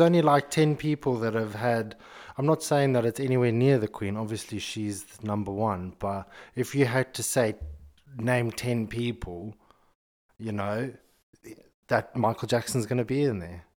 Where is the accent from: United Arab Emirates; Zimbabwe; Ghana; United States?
Zimbabwe; moved away; growing up in Zimbabwe